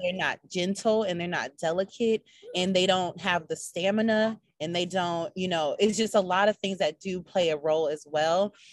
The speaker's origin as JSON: {"language": "English", "region": "Minnesota", "country": "United States", "moved": "yes", "lives_now": "Charlotte, United States", "said": "I am from Minnesota"}